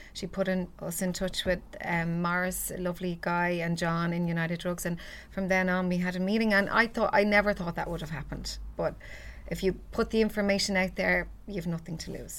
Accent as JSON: {"language": "English", "town": "Ballybrack", "region": "Leinster", "country": "Ireland", "tie": "born or raised there", "said": "a lovely girl that I grew up with in Ballybrac"}